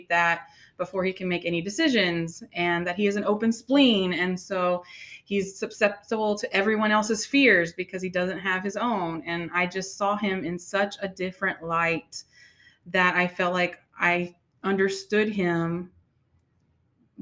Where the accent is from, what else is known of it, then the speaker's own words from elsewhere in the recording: Houston, Texas, United States; moved away as an adult; I was born and raised in Houston